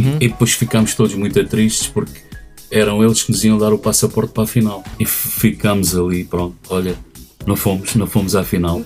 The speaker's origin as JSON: {"language": "Portuguese", "town": "Nazaré", "region": "Centro", "country": "Portugal", "said": "aqui na Nazaré"}